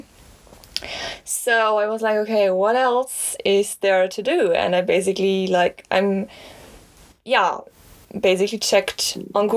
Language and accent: English; Germany; I'm from Germany